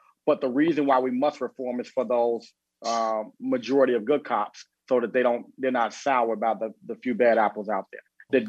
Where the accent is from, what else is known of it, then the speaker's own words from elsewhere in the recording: Chicago, Illinois, United States; I'm a lifelong Chicagoan. I grew up in Englewood here on the south side of Chicago.